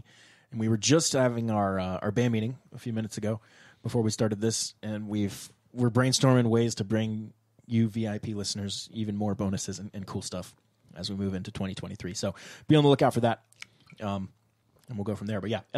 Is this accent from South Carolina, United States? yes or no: yes; Columbia, South Carolina, United States; Columbia, South Carolina, my hometown.